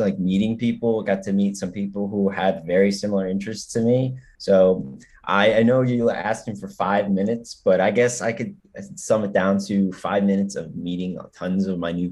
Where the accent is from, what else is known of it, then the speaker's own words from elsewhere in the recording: Piscataway, New Jersey, United States; I'm from New Jersey, but I'm from like town of Piscataway, which is right near Rutgers